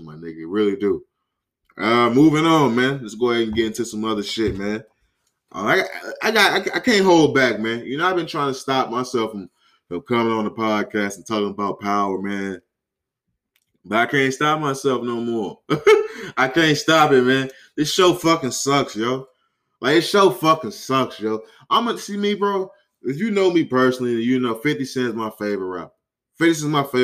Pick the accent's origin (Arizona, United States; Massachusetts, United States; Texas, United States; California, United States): California, United States; I'm from Cali.